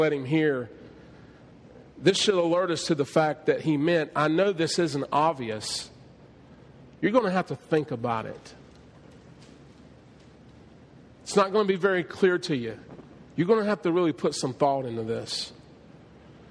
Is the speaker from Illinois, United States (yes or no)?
no; southeastern North Carolina, United States; But in North Carolina, in southeastern North Carolina, where I grew up and was raised, we had tobacco fields